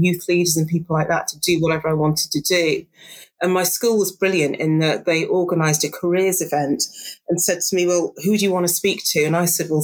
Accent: Darlington, North East England, United Kingdom; I grew up in Darlington. So it's just on the border of North Yorkshire. It's at the bottom end of County Durham

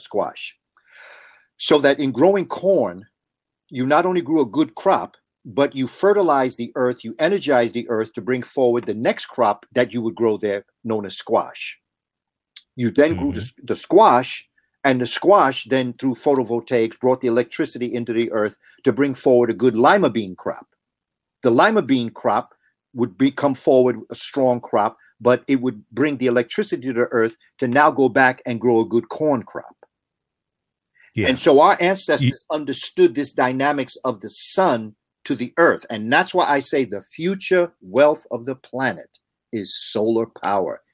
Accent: New York City, New York, United States; growing up in New York City

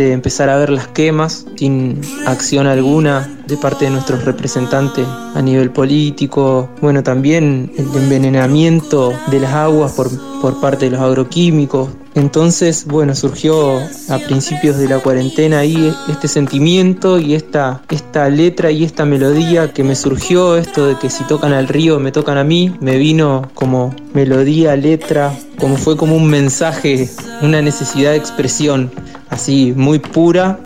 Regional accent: General Ramírez, Entre Ríos, Argentina; now in Rosario, Argentina; me crié en General Ramírez, provincia de Entre Ríos.

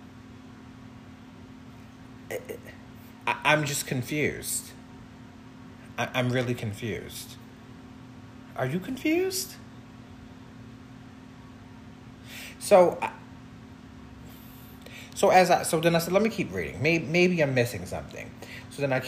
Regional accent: Long Island, New York, United States; also born or lived in Harlem, New York City; I'm actually was born in Harlem. So I was born in New York City. My parents then moved us from New York City to Long Island because they just wanted us to have a suburban life, and so we moved to Long Island, and I've pretty much grew up on Long Island

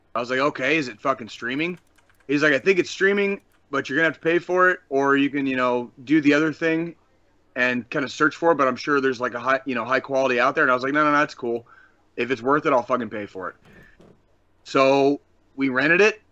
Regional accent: Tucson, Arizona, United States; now in Kansas City, United States; When I was a kid growing up in Tucson, Arizona

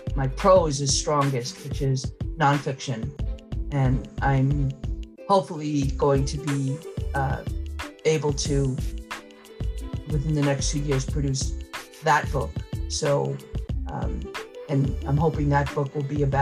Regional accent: Mamaroneck, New York, United States; where I grew up in the Mamaroneck, New York

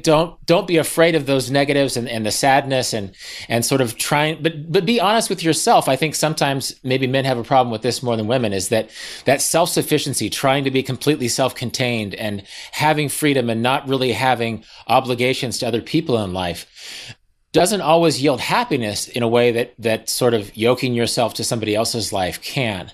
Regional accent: Kansas, United States; I'm from Kansas.

